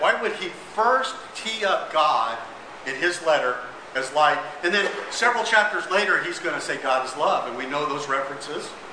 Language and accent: English; Las Cruces, New Mexico, United States; We we grew up in New Mexico